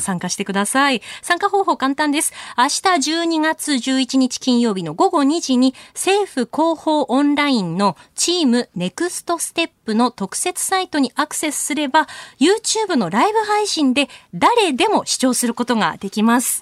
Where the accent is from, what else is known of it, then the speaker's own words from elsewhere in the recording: Akita, Japan; 私自身も秋田の出身なので、えー、こう田植えする機会とか芋掘りに行ったりとか